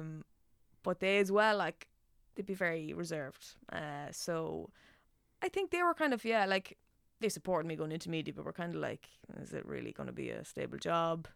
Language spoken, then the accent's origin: English; Nobber, Leinster, Ireland; accent: Meath; moved away as an adult; now in Dublin, Ireland; when I go home, my accent comes out so much thicker